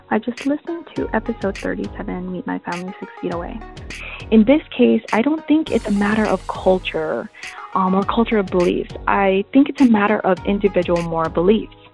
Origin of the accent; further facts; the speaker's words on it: Philippines; I'm Filipino, but I don't necessarily follow the cultural belief structure.